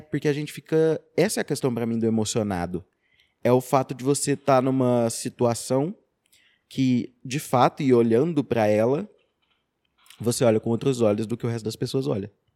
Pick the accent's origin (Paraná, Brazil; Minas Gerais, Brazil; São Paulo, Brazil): Minas Gerais, Brazil; Araxá; also born or lived in Rio de Janeiro; eu sou professor de Filosofia e Sociologia, sou de Araxá